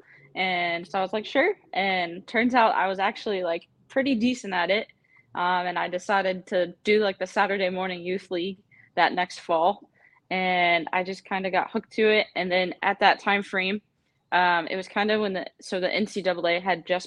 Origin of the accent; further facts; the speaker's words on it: Virginia Beach, Virginia, United States; moved away as an adult; now in Savannah, United States; I'm originally from Virginia, from Virginia Beach area, more like the suburb of Virginia Beach